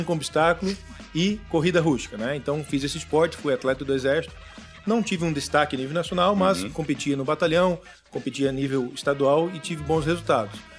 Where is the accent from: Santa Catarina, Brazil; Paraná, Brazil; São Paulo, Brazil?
Santa Catarina, Brazil; Florianópolis; also born or lived in Carazinho, Rio Grande do Sul; natural de Carazinho, no Rio Grande do Sul. Vim Bacana. pequenininho pra cá, aqui pra Floripa